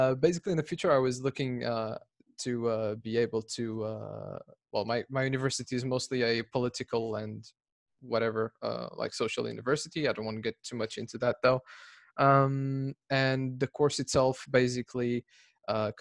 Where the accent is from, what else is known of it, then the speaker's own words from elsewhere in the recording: Lisbon, Portugal; I'm from Portugal, Lisbon